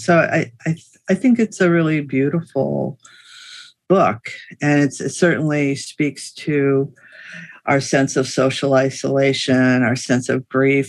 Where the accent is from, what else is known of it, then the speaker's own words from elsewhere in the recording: United States; as an American